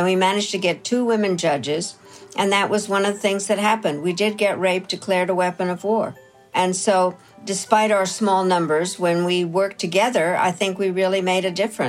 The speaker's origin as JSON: {"language": "English", "country": "United States", "said": "So Canada, Philippines, Kazakhstan, Trinidad, Tobago, Jamaica, and Liechtenstein, and me. Being the American, I created a caucus"}